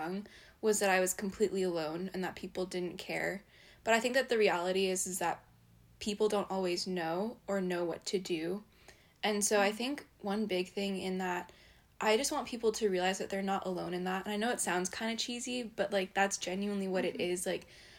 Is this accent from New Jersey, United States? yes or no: yes; New Jersey, United States; moved away as an adult; now in Virginia, United States; I'm from New Jersey